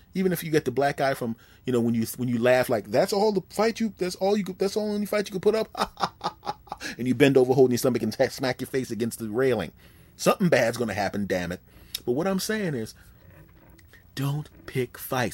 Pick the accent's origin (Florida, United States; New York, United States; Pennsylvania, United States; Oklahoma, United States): Pennsylvania, United States; Philadelphia; moved away; my hometown team back in Philadelphia